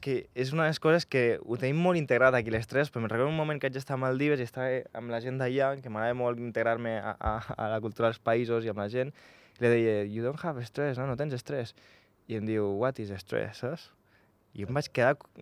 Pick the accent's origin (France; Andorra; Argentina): Andorra; Jo vaig néixer aquí a Andorra